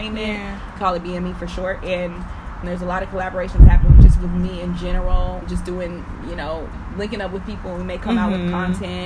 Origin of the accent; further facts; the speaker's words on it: California, United States; I'm from California.